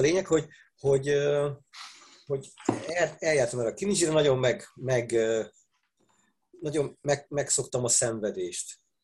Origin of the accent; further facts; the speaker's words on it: Budapest, Hungary; Pesti, nekem még a nagyszüleim is pestiek voltak.